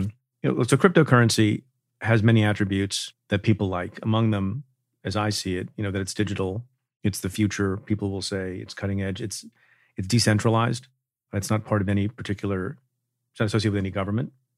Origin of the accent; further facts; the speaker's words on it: New York, United States; my home state of New York